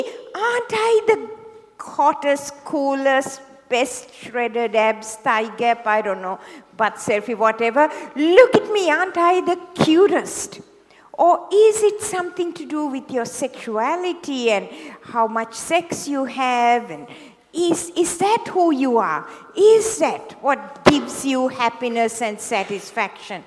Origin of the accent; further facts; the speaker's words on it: Sri Lanka; moved away as an adult; also born or lived in Hawaii; now in Sydney, Australia; I was born in Sri Lanka, in the tea plantations of Sri Lanka. And I went to medical school there